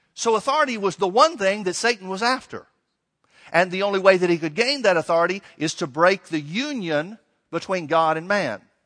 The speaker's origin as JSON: {"language": "English", "region": "Alabama", "country": "United States", "tie": "born or raised there", "said": "I grew up in Alabama"}